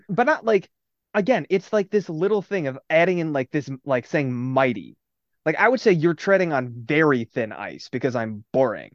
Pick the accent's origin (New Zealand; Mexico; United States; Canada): United States; Midwest; we're from the Midwest